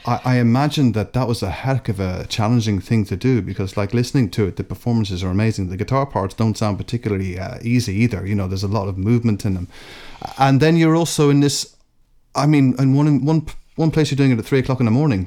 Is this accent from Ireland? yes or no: yes; Ireland; moved away; also born or lived in Scotland; I was born in Scotland, um, but I, uh, because I spent spent the bulk of my time in Ireland.